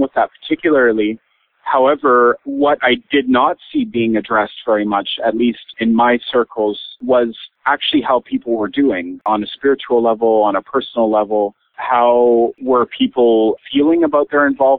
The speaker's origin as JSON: {"language": "English", "region": "British Columbia", "country": "Canada", "tie": "born or raised there", "also_born_or_lived": "Montreal, Quebec", "moved": "yes", "said": "where I grew up in British Columbia."}